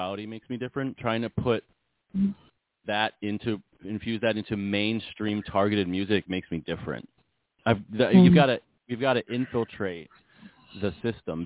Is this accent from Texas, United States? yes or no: no; Montgomeryville, Pennsylvania, United States; moved away as an adult; also born or lived in Pittsburgh; I grew up outside of Philadelphia in a town called Montgomeryville, which I'm basically back in now, full circle